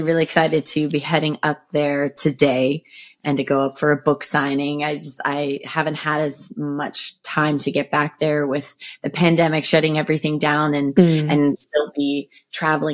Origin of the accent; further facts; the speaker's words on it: Roxbury, Connecticut, United States; we grew up in Roxbury, and there wasn't a lot of other kids around